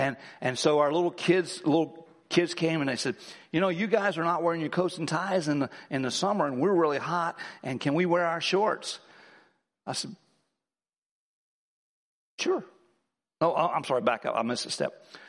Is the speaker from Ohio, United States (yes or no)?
yes; Ohio, United States; He's from New York City and I'm from Ohio.